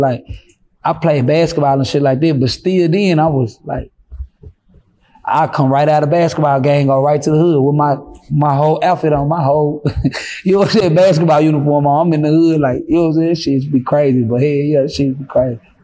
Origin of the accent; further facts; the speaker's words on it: Fort Worth, Texas, United States; I'm from Fort Worth